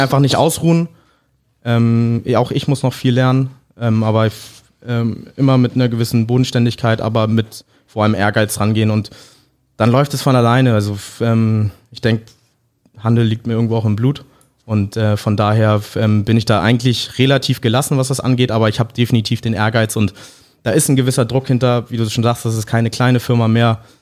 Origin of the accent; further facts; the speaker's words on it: Hamburg, Germany; mit äh, Englisch und Deutsch aufgewachsen und auch in Hamburg aufgewachsen